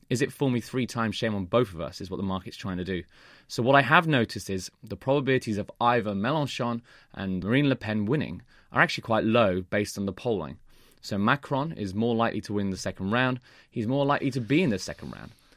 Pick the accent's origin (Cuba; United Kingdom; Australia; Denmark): United Kingdom; Birmingham, West Midlands; moved away; I'm going to watch a football game in my hometown.